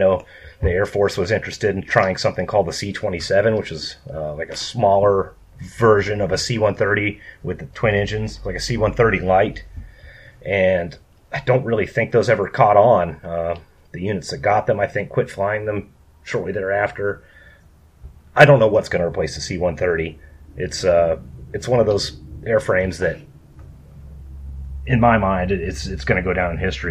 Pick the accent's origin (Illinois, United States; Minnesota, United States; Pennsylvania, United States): Minnesota, United States; rural; I grew up on a farm in rural Minnesota